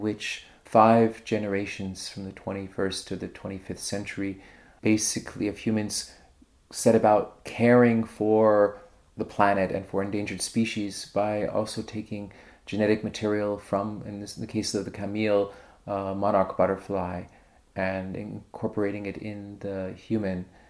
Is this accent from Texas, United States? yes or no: no; New York, United States; moved away as an adult; now in Berlin, Germany; I'm originally from New York, but I moved to Berlin in 1998